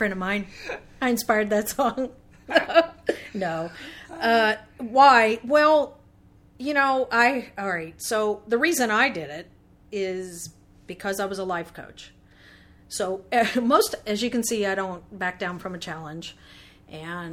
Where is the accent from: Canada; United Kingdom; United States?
United States; the South; growing up in the South, I love the South